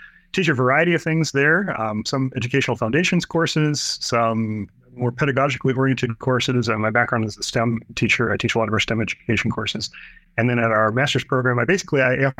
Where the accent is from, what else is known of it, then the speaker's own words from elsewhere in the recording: Los Angeles, California, United States; moved away as an adult; also born or lived in Northwest Iowa; now in Sioux Center, United States; I grew up in Southern California. Dort's located in Northwest Iowa. So I'm this city kid from Los Angeles